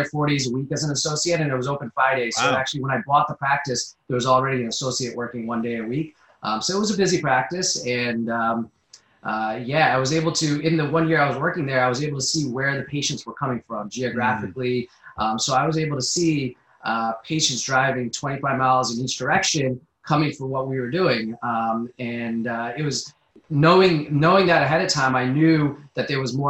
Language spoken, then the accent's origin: English; Connecticut, United States; also born or lived in New Jersey / Philadelphia; I grew up in Connecticut